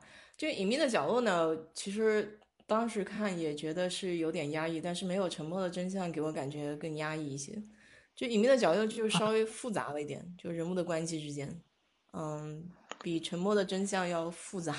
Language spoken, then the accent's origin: Chinese; China; 就跟我们中国人讲的这句话很像